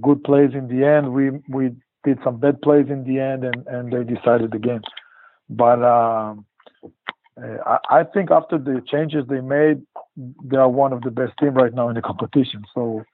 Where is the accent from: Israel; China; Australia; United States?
Israel; Lehavot HaBashan, Northern District; also born or lived in Poriya; I'm from Kibbutz Le'avot HaBashan. It's right on the border with, in the north, right close to the border with Lebanon and Syria. Born and grew up there.